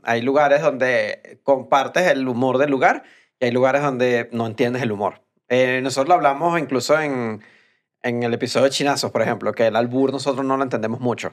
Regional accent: Venezuela; moved away; los venezolanos creo que como somos muchos en todos lados

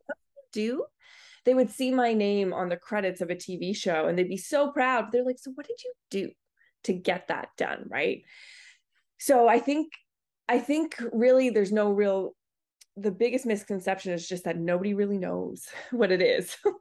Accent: Nova Scotia, Canada; moved away; I grew up on the East Coast, uh, Nova Scotia

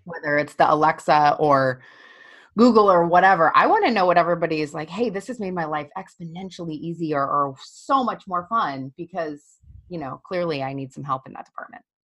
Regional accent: Colorado, United States; I'm from Colorado

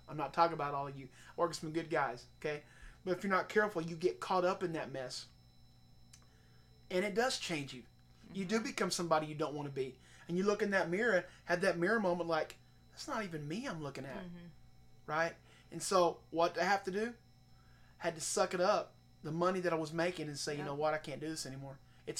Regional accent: Oklahoma, United States; moved away as an adult; I'm Oklahoma through and through. If you don't know me, you do now. I mean, I'm from Oklahoma, and that's what I know. That's what I've known.

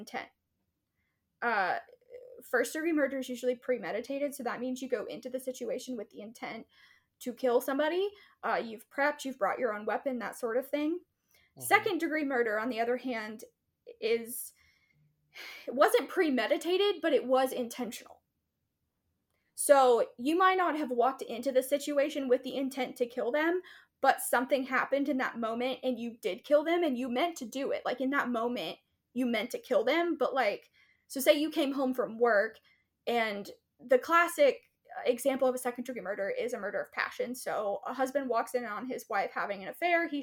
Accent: East Texas, United States; I grew up in East Texas

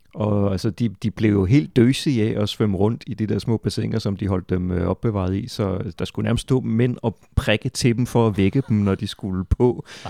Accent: Funen, Southern Denmark, Denmark; Jeg, jeg er fra Fyn øh, og voksede op i 80'erne, hvor jeg så også tysk tv

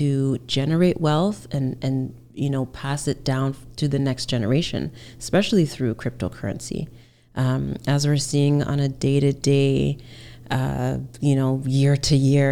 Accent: Hamilton, Ontario, Canada; also born or lived in Alberta; now in Toronto, Canada; I grew up in Hamilton, Ontario

